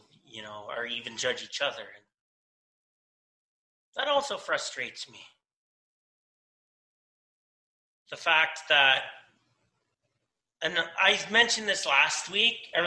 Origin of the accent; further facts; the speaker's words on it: London, Ontario, Canada; In my city, in my hometown of London, Ontario